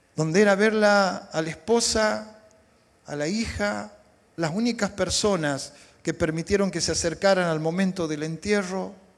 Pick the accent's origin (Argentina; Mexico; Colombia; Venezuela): Argentina; Salta; Yo soy del norte de la Argentina. ¿sí? hay una provincia muy bonita, se llama Salta